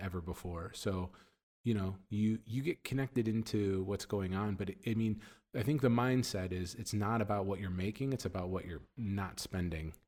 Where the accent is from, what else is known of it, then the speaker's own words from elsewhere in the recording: United States; moved away as an adult; now in Middle East; as an American